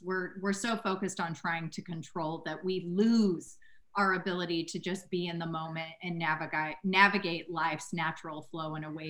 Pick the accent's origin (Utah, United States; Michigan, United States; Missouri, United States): Missouri, United States; St. Louis; I grew up in St. Louis, had lived my whole life there